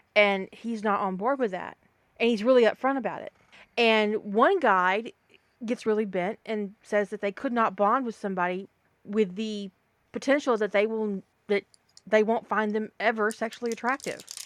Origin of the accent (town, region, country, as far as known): the South, United States; accent: Southern